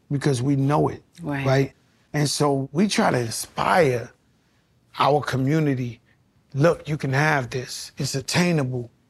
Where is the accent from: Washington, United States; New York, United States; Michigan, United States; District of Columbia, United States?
New York, United States; now in Miami, United States; because I'm from New York, but my residence is Miami.